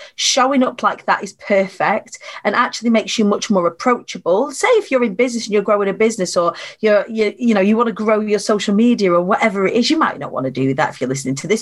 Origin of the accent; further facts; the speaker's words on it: Preston, North West England, United Kingdom; I was born on the Council Estates of Preston